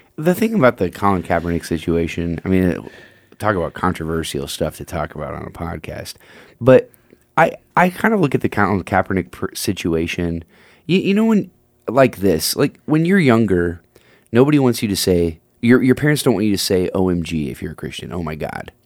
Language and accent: English; United States; I am, as American as a guy can be